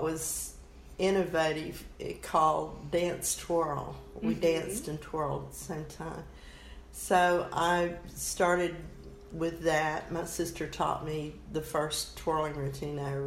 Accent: Orange, Texas, United States; I'm a Texan from birth to death, I guess. Never lived anywhere else but Texas

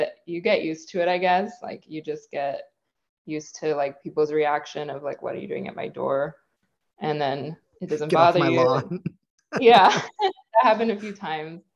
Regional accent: Bay Area, California, United States; I'm from the Bay Area of California. And yeah, I grew up here

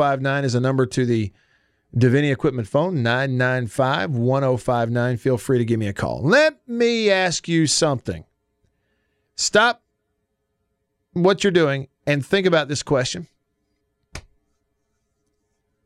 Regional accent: the South, United States; I grew up in Baptist churches in the South

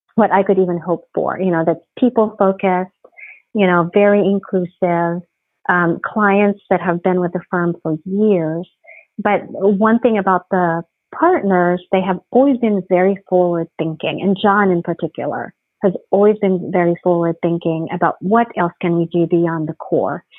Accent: Philippines; moved away as an adult; also born or lived in Providence, Rhode Island / Japan / New York; now in Houston, United States; I grew up in the Philippines. I, I actually was born and raised in the Philippines

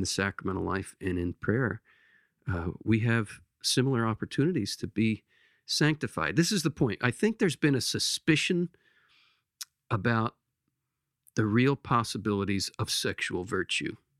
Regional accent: Lancaster, Pennsylvania, United States; my hometown where I grew up in Lancaster, Pennsylvania.

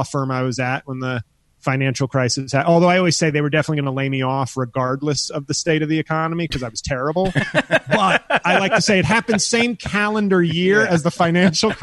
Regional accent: New York, United States; also born or lived in Washington, D.C.; I'm from New York originally, so then I went back there for work

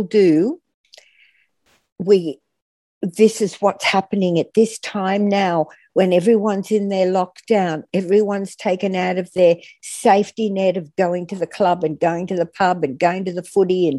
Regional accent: Athens, Attica, Greece; born or raised there; now in Australia

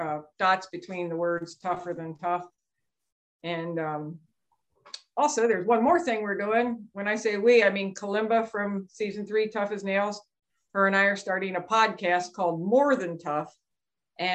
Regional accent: Lancaster County, Pennsylvania, United States; also born or lived in Juniata County, Pennsylvania / Camp Lejeune, North Carolina; I grew up in Lancaster County, but we moved up to Juniata County, Pennsylvania about 5

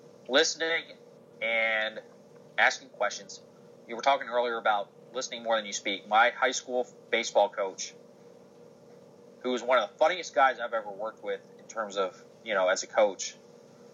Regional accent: Baltimore, Maryland, United States; now in Wilmington, United States; Baltimore, my hometown

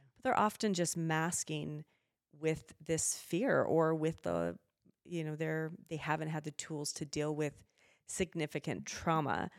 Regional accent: Spokane, Washington, United States; moved away as an adult; now in Idaho, United States; I grew up in Spokane

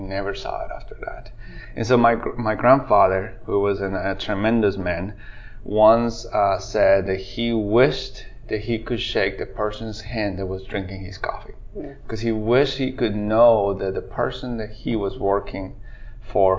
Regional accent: Guatemala; English is a second language; moved away as an adult; I'm originally born and raised in Guatemala, and I've been in this state for about 20 years

